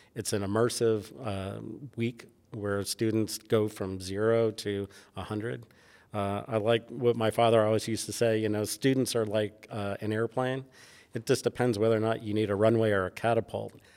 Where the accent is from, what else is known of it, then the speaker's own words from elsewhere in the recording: New York City, New York, United States; moved away; growing up in New York